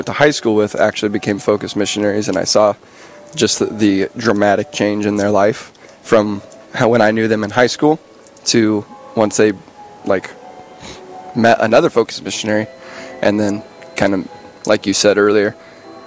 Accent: David City, Nebraska, United States; moved away as an adult; now in Bismarck, United States; So I am from Nebraska, small town in Nebraska, David City. About 2,500 people.

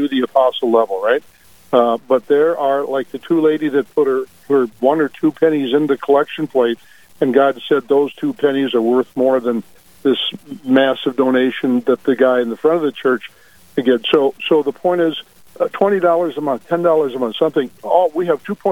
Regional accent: Dickinson, North Dakota, United States; also born or lived in Bismarck, North Dakota / Minot, North Dakota / Fargo, North Dakota; we're from Dickinson. Through my career in media business, we lived in Dickinson, Bismarck, Minot, and Fargo

